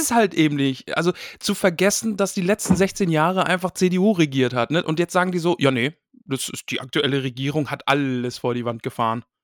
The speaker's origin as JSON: {"language": "German", "town": "Greifswald", "region": "Mecklenburg-Vorpommern", "country": "Germany", "tie": "born or raised there", "moved": "yes", "said": "ich bin aus dem Osten, ich bin in, in Greifswald, Mecklenburg-Vorpommern bin ich groß geworden, tiefster Osten."}